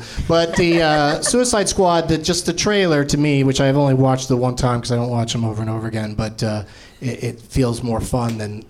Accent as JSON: {"language": "English", "town": "San Diego", "region": "California", "country": "United States", "tie": "born or raised there", "said": "growing up in San Diego, there was a theater, an outdoor theater in the summer that would do musicals, and it was right in a flight path in downtown San Diego, in Balboa Park."}